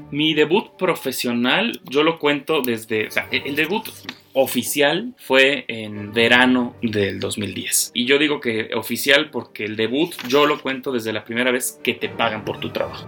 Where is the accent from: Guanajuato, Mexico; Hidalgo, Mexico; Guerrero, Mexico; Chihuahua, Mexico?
Guanajuato, Mexico; moved away as an adult; also born or lived in Germany; Yo me considero orgullosamente guanajuatense, lo digo siempre a donde voy, represento con mucho orgullo a mi estado